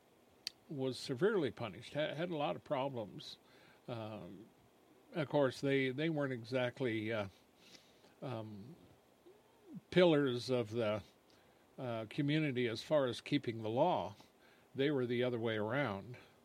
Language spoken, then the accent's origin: English; United States; We have pride in being American.